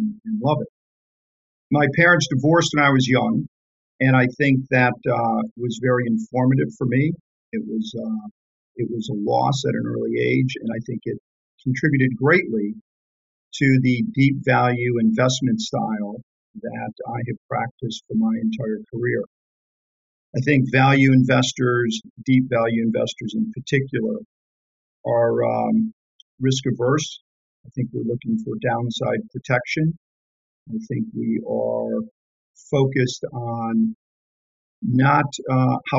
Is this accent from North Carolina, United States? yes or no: no; Detroit, Michigan, United States; I grew up in Detroit in a working class block.